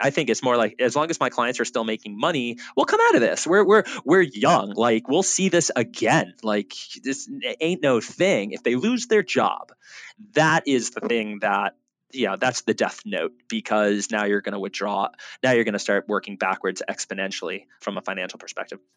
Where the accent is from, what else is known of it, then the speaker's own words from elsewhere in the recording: Boca Raton, Florida, United States; growing up in South Florida and Boca Raton